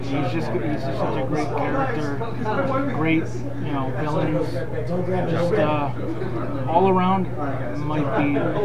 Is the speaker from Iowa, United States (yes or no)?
no; Syracuse, New York, United States; I am a local guy, born and raised in Syracuse.